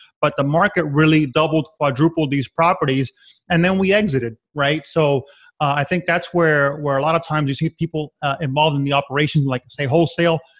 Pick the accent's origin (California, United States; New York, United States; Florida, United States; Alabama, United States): Florida, United States; Miami; also born or lived in Connecticut; Born and raised in Miami, went up to Connecticut to GE